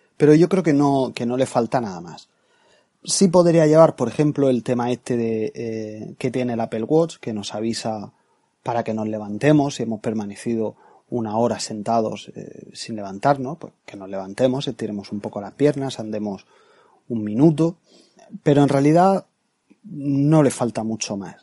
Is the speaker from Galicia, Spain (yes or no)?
no; Murcia, Region of Murcia, Spain; now in Seville, Spain; yo soy de Murcia, aunque no vivo allí, vivo ahora en Sevilla